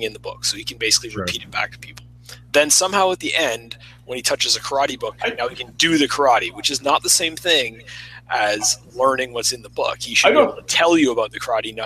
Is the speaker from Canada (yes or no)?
yes; Canada; I'm from Canada